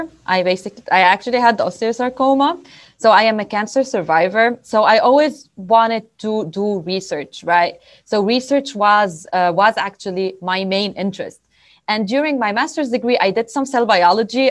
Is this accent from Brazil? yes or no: no; Lebanon; moved away as an adult; also born or lived in Beirut; now in Pennsylvania, United States; I come from Lebanon. That is my home country.